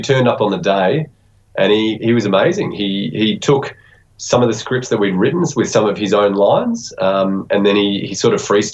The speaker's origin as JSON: {"language": "English", "region": "Victoria", "country": "Australia", "said": "now we're from Victoria"}